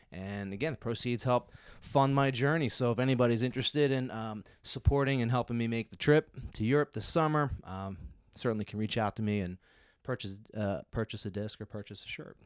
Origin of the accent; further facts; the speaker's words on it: Philadelphia suburbs, Pennsylvania, United States; I'm born and raised in the Philadelphia suburbs